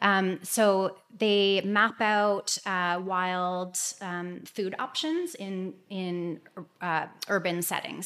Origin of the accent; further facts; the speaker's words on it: Toronto, Ontario, Canada; I am from Toronto, just outside of Toronto